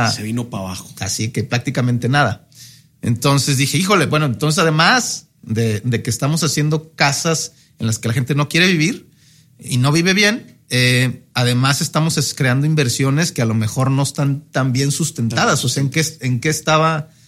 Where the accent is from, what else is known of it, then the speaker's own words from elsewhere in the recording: Querétaro, Mexico; now in Monterrey, Mexico; soy de, soy de Querétaro, pero tuve la oportunidad como de vivir en varias ciudades de, México, ¿no? Este, realmente fui muy nómada de niños